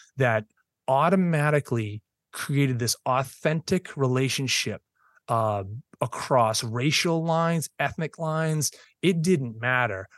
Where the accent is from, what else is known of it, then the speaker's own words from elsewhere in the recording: Boston, Massachusetts, United States; moved away as an adult; now in South Shore, Massachusetts, United States; I was born and raised in Boston, went to Boston Public Schools